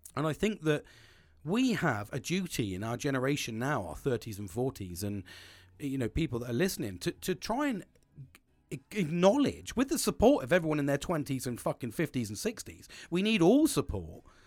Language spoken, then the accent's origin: English; United Kingdom; I'm a British sarcastic twat.